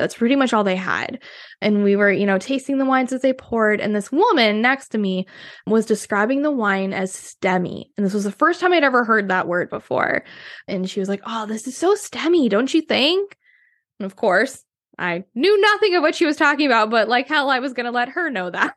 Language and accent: English; Wisconsin, United States; moved away as an adult; now in Seattle, United States; growing up in Wisconsin